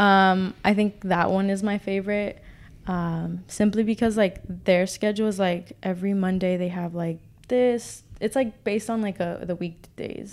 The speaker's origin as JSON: {"language": "English", "region": "California", "country": "United States", "moved": "as an adult", "said": "I'm from Cali"}